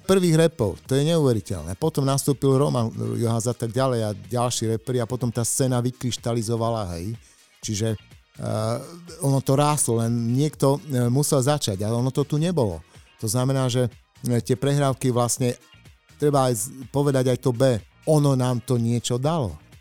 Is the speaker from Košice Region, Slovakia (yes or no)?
yes; Košice, Košice Region, Slovakia; Som z Košíc